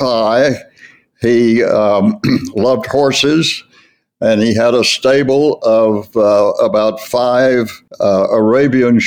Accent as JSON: {"language": "English", "town": "Chattanooga", "region": "Tennessee", "country": "United States", "tie": "born or raised there", "said": "I was born in Chattanooga, Tennessee, and grew up on what was known as Missionary Ridge"}